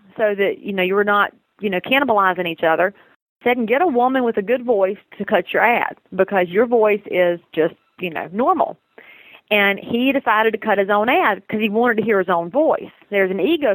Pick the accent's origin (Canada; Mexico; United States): United States; Southern; accent: Southern; my Southern accent